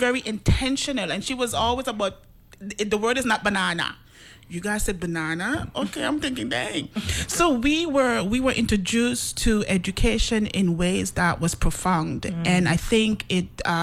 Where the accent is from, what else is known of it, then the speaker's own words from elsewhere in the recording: Stubbs, St. Vincent & Grenadines; also born or lived in Reno, Nevada; now in St. Croix, U.S. Virgin Islands; I was born in St. Vincent